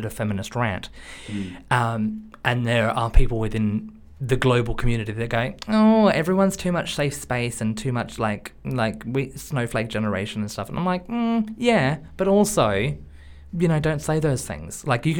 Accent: Australia; now in United Kingdom; I'm Australian

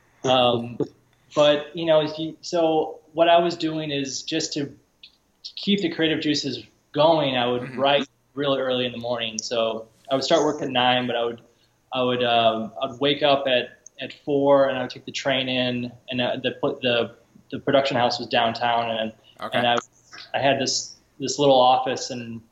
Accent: Chicago, Illinois, United States; also born or lived in Georgia; I grew up in Chicago

